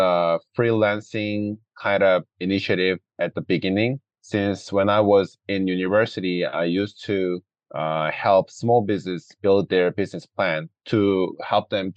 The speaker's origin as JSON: {"language": "English", "country": "South Korea", "tie": "born or raised there", "moved": "as an adult", "lives_now": "Vancouver, Canada", "said": "I grew up in Korea, graduated high school over there, and came to Canada and finished my university bachelor's degree here"}